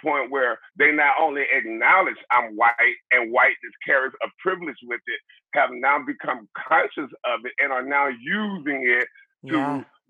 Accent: Mobile, Alabama, United States; now in Nebraska, United States; I was born and raised in Mobile, Alabama

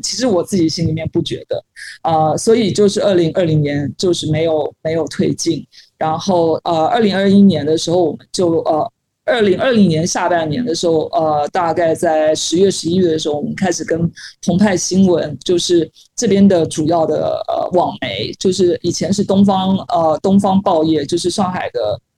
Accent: Taiwan; moved away as an adult; now in Shanghai, China; 作为一个台湾人，觉得山很多嘛

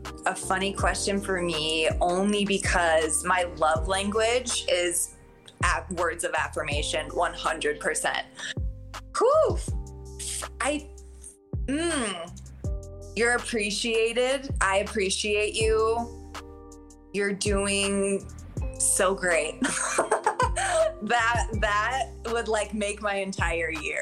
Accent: Arizona, United States; I grew up in Arizona.

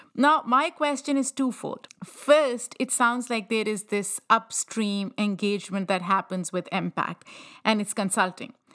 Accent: Pakistan; moved away; I grew up in Pakistan

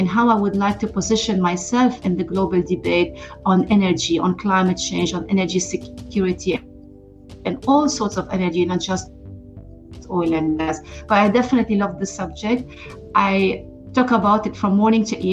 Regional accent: Lebanon; moved away as an adult; I'm originally from Lebanon and I was born and grew up during the Civil War.

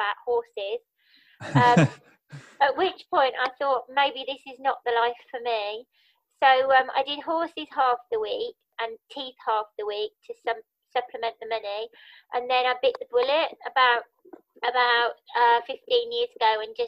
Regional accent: Birmingham, West Midlands, United Kingdom; moved away as an adult; also born or lived in Sheffield; now in London, United Kingdom; I'm from Birmingham originally, which you can probably hear in my voice because I've never lost my accent.

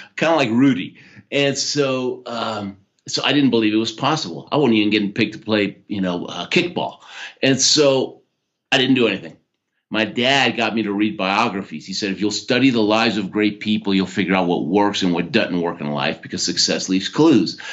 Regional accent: Houston, Texas, United States; born or raised there; also born or lived in Argentina

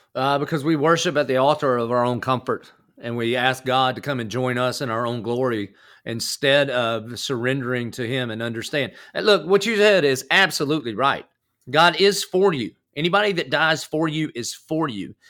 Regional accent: the South, United States; accent: country; now in Jacksonville, United States; I I grew up in the South, but I did not grow up at church.

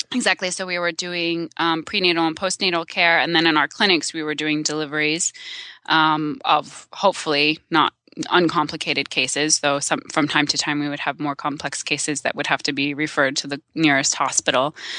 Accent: Silver Spring, Maryland, United States; I am from the Maryland suburbs of Washington, D C.

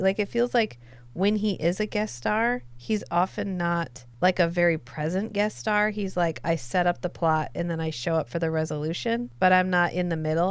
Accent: the American South, United States; I am from the American South.

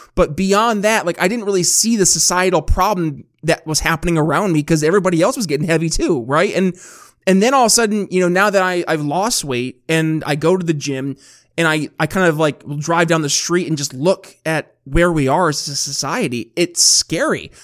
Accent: New York, United States; my home state of New York

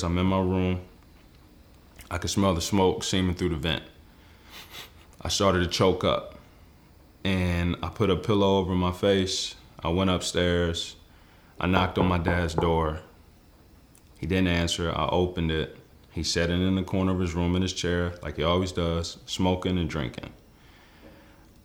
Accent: Forest, Virginia, United States; I grew up in Forest, Virginia

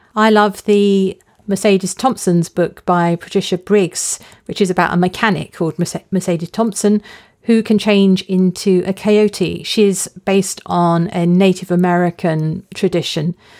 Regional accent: near Epping Forest, on the edge of London, East of England, United Kingdom; I grew up near Epping Forest. It's a large, publicly owned forest on the edge of London.

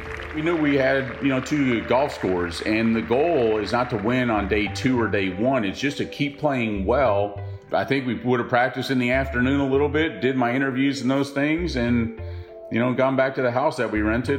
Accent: United States; also born or lived in Canada; Despite being American

